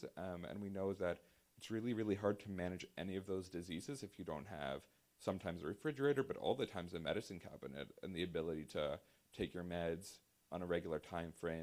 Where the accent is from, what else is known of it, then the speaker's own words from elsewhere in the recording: Virginia, United States; now in Washington, D.C., United States; my home state of Virginia